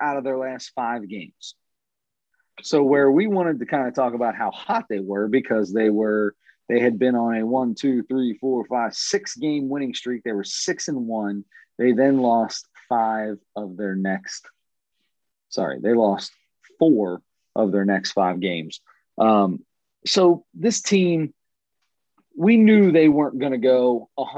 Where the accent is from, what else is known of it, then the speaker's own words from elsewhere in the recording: Cincinnati, Ohio, United States; We both live in the Cincinnati location, locale, suburbs